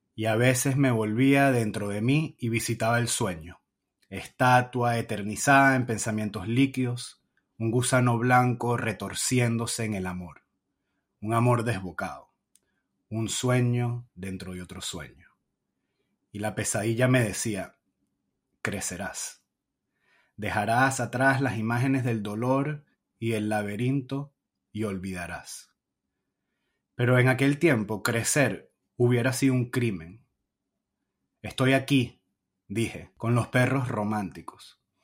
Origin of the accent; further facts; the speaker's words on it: Caracas, Capital District, Venezuela; moved away; yo me fui en el 2007, no tengo esa Caracas